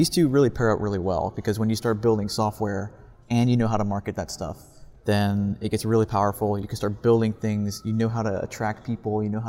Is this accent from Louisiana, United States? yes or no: yes; Baton Rouge, Louisiana, United States; now in Houston, United States; I'm from Baton Rouge, Louisiana.